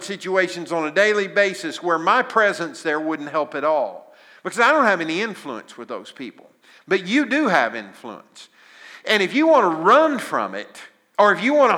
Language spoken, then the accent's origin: English; Southern Illinois, United States; I was raised in Southern Illinois in a little farming community